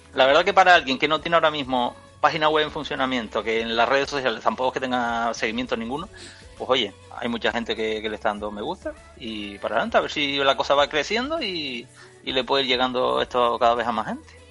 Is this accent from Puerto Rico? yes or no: no; Canary Islands, Spain; yo que soy de Canarias